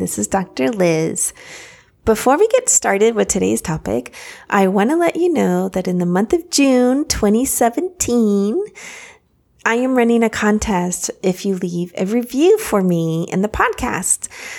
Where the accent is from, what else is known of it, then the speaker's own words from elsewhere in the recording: Paris, Île-de-France, France; born there; I was born in Paris, actually, and my parents lived in France for many, many, many years.